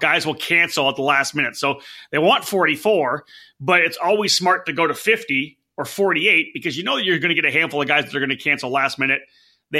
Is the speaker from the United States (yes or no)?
no; Canada; I'm from Canada.